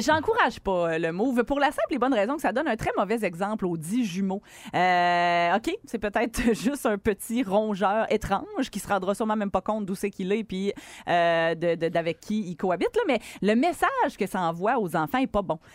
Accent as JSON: {"language": "French", "town": "Quebec City", "region": "Quebec", "country": "Canada", "said": "chez nous au Colisée de Québec"}